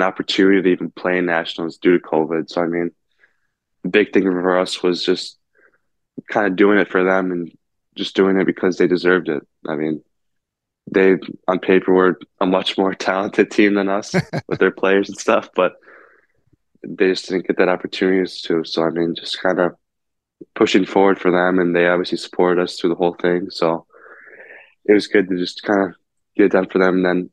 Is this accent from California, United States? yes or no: no; South Lyon, Michigan, United States; growing up in South Lyon